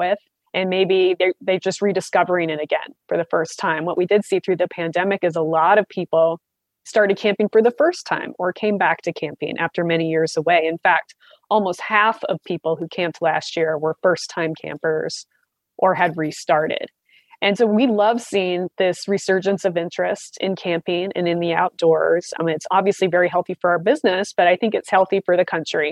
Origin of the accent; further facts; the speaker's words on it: Southwest Montana, United States; I'm from a very small town. My hometown had 700 people, Southwest Montana